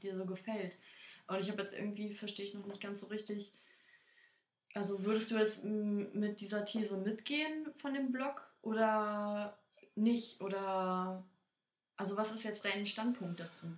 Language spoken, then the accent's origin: German; Berlin, Germany; Ja, aus Berlin.